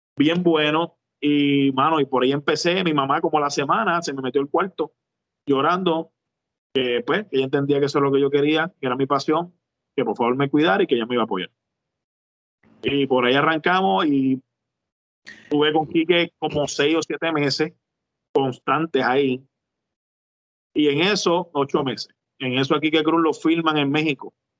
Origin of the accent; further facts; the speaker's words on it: Juana Díaz, Puerto Rico; also born or lived in Ponce, Puerto Rico; yo soy de Ponce natural, pero me crié en Juana Díaz toda mi vida.